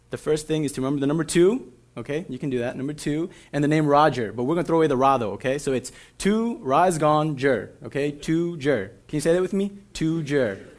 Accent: Minnesota, United States; right over by where I grew up in the Midway in Frogtown

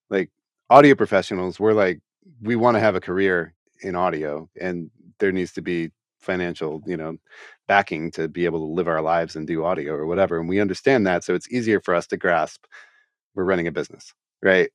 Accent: Columbus, Ohio, United States; my hometown here

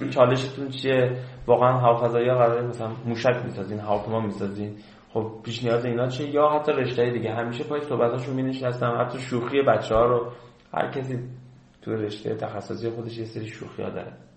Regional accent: Khuzestan, Iran; moved away as an adult; ما خوزستانی

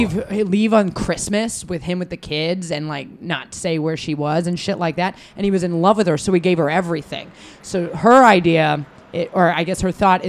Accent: Reno, Nevada, United States; now in New York, United States; I was born in Reno, raised in Reno.

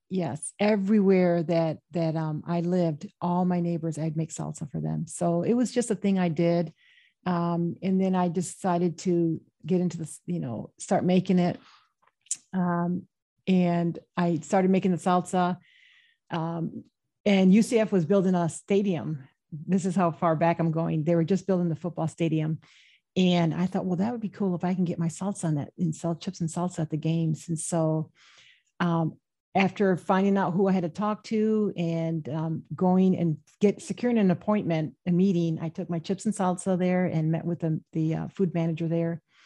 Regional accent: Michigan, United States; I was born and raised in the Midwest in Michigan

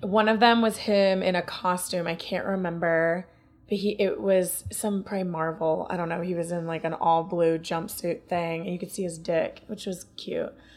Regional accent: Ohio, United States

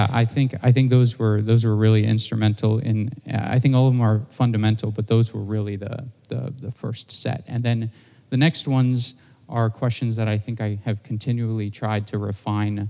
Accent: Southern California, United States; moved away as an adult; also born or lived in Boston; now in San Mateo, United States; I grew up in Southern California

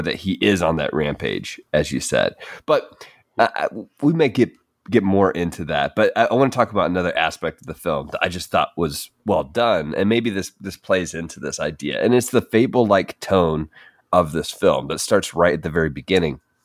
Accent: United States; a basic white guy growing up in America

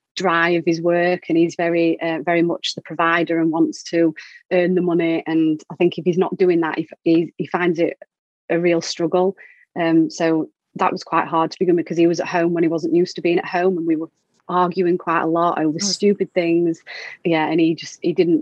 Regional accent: Doncaster, Yorkshire and the Humber, United Kingdom; moved away as an adult; now in Peterborough, United Kingdom; So I was born in Doncaster and lived there, and then moved here when I met my husband, and now live in Peterborough.

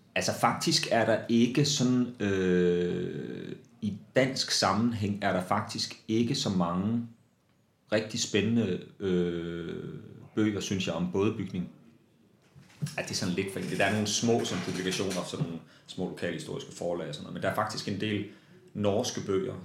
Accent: Vesthimmerland, North Denmark Region, Denmark; jeg voksede op i Vesthimmerland

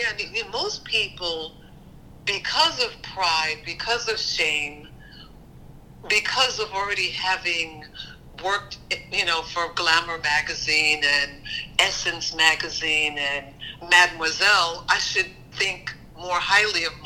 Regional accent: Tampa, Florida, United States; moved away as an adult; originally I'm from Tampa, Florida

